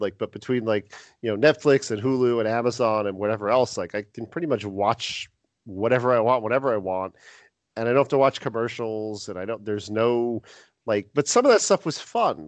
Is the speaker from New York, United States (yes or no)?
yes; New York area, United States; we're both from the New York area